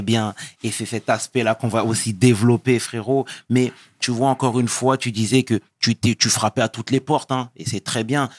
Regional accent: Senegal; je suis sénégalais

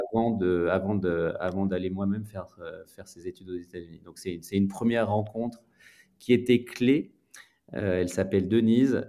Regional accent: Grenoble, Auvergne-Rhône-Alpes, France; moved away as an adult; also born or lived in Lyon; je suis originaire de Grenoble, donc une ville

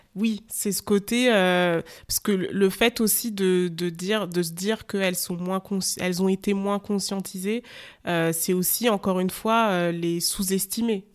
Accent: France; je suis née dans un, en France

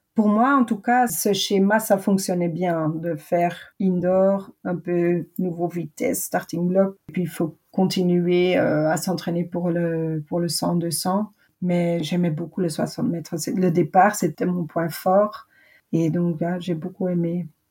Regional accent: Belgium; je suis une vraie Belge

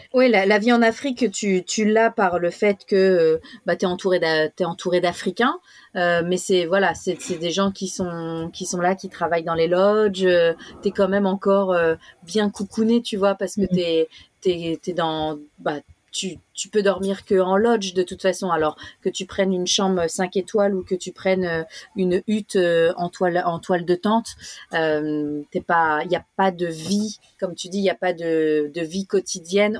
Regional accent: France; moved away as an adult; now in Australia; nous, en tant que Français de, de France, on a eu un, un cours euh, apartheid dans nos cours d'histoire, que ce soit au collège ou au lycée

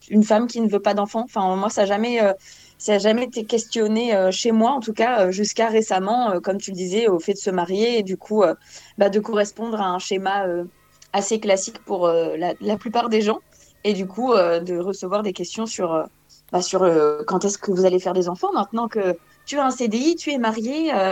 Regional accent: France; now in Belgium; Euh, je suis française, mais là, en ce moment, j'habite en Belgique.

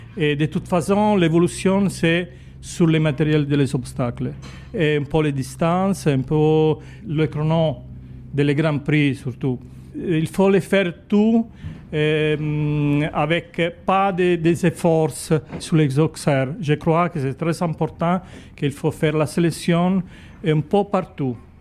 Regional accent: Italy; French is a second language; je suis italienne, je suis chef de piste ici à, à Grimaud

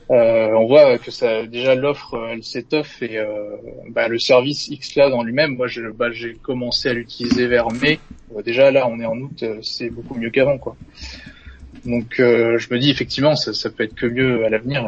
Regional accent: Normandy, France; now in Orléans, France; Alors je suis originaire de Normandie

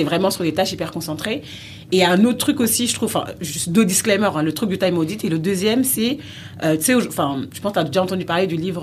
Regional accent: France; j'ai grandi en France, je suis né en France

